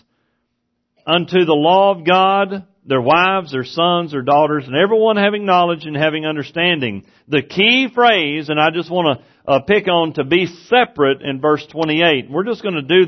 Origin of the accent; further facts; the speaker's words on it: East Texas, United States; moved away as an adult; where I grew up in East Texas